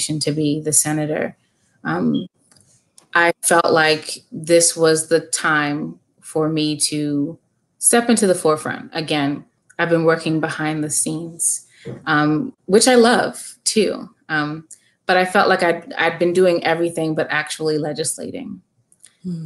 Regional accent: Calvert County, Maryland, United States; also born or lived in Baltimore; I'm born and raised in Calvert County

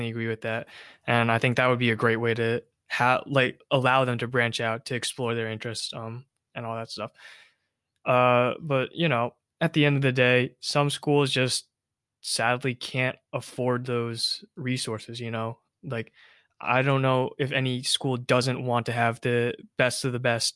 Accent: South Korea; now in United States; my hometown, South Korea

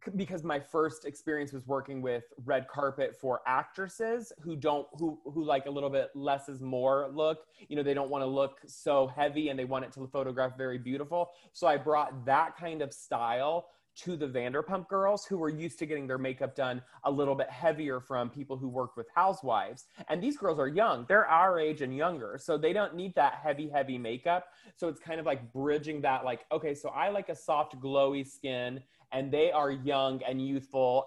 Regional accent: the South, United States; I'm from, I grew up in the South

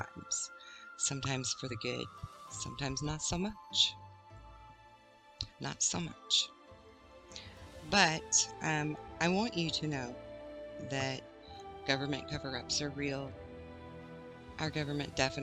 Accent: Arkansas, United States; Where I grew up in Arkansas

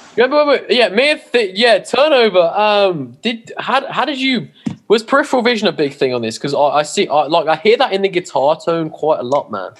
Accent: England, United Kingdom; we're English

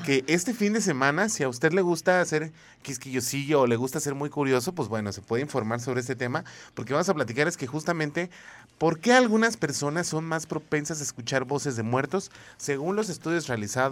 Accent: Mexico; como buen mexicano

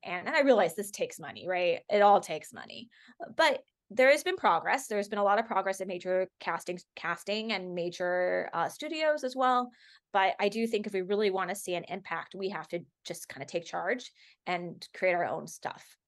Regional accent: Los Angeles, California, United States; growing up in Los Angeles

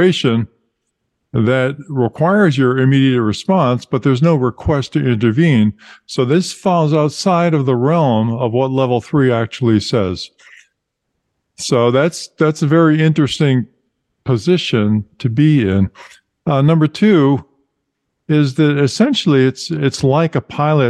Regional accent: Massachusetts, United States; from my home state

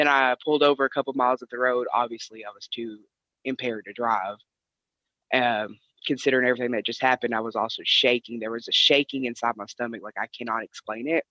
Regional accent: Tennessee, United States; I am from Tennessee

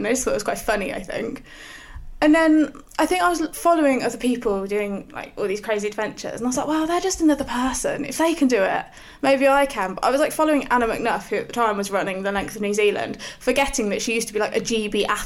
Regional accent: Northampton, East Midlands, United Kingdom; I'm from Northampton, so in the middle of the Midlands.

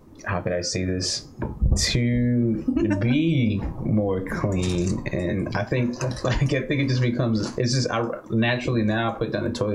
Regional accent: El Salvador; now in United States; I'm from El Salvador

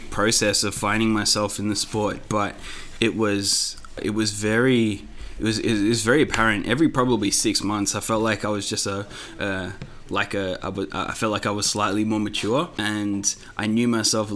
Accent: Melbourne, Victoria, Australia; my parents were migrated from India like 30 years ago, so I was born here in Melbourne

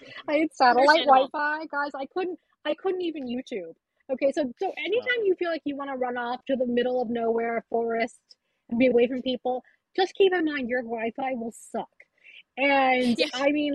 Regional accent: United States; I was born here

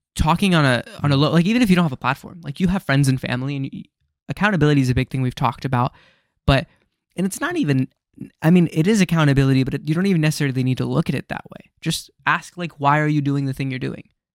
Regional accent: United States; as an American

